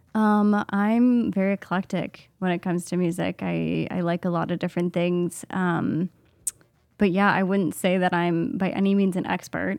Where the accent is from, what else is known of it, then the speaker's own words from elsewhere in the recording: Minnesota, United States; also born or lived in Madison, Wisconsin; I grew up here in Minnesota, just in a suburb of the Twin Cities